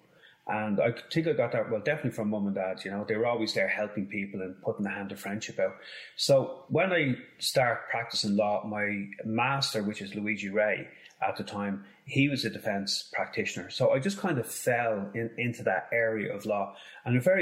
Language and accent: English; Dublin, Leinster, Ireland; I grew up in Finglas